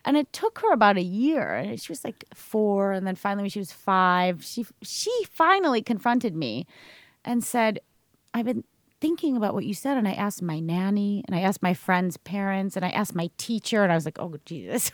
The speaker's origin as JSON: {"language": "English", "country": "United States", "moved": "as an adult", "lives_now": "Sweden"}